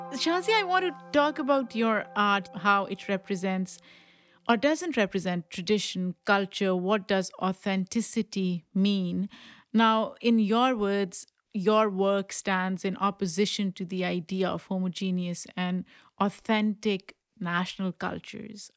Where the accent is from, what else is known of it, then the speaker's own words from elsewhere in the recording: Pakistan; moved away; when I was growing up in Pakistan